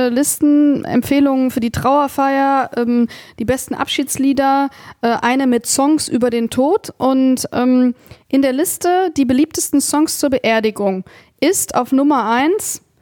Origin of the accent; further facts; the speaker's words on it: Cologne, North Rhine-Westphalia, Germany; Ich bin eine Kölsche Jung